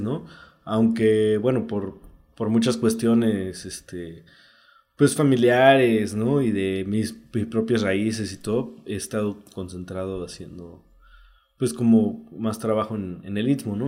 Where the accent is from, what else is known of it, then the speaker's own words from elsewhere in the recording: Oaxaca, Mexico; also born or lived in Juchitán, Oaxaca; yo soy del Istmo de Juchitán, pero crecí aquí en Oaxaca